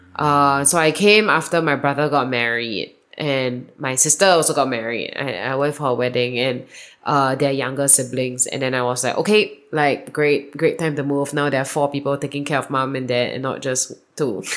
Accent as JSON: {"language": "English", "country": "Singapore", "tie": "born or raised there", "moved": "as an adult", "lives_now": "Austin, United States", "said": "I come from Singapore. That was where I was born and I grew up. And I arrived in Austin a year and a half ago."}